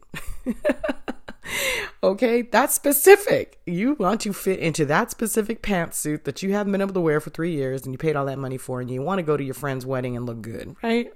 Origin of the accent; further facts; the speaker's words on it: Boston, Massachusetts, United States; I'm from Boston.